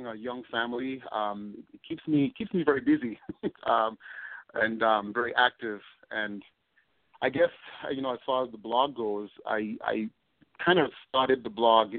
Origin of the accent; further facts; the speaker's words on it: Tobago, Trinidad & Tobago; moved away as an adult; also born or lived in Northeast United States; now in United States; I'm from Tobago, which is the smaller, mm-hmm. so we're a twin island nation